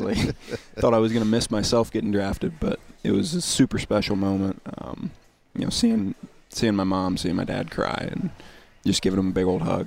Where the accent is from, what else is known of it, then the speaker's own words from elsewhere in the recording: Indiana, United States; I'm from Indiana, so growing up, there was obviously basketball every winter